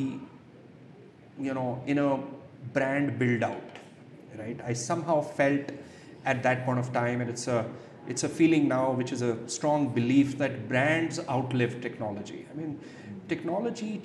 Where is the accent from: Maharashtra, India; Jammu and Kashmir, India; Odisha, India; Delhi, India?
Jammu and Kashmir, India; Jammu; also born or lived in Ladakh; So I'm a Jammu and Kashmir boy. I grew up in Jammu most of the time, substantial portion in Kashmir, spent some time in Ladakh also